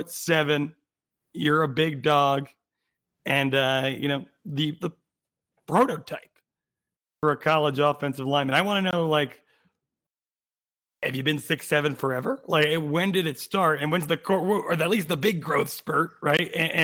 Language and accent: English; New Jersey, United States; moved away; Now we're going to my home state, the great state of New Jersey